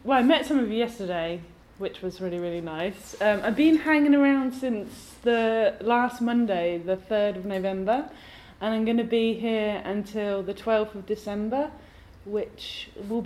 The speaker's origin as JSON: {"language": "English", "region": "England", "country": "United Kingdom", "tie": "born or raised there", "moved": "yes", "lives_now": "Glasgow, United Kingdom", "said": "I was born in England, and my mum's family are Welsh, and now I live in Scotland, so I'm a bit of a mongrel"}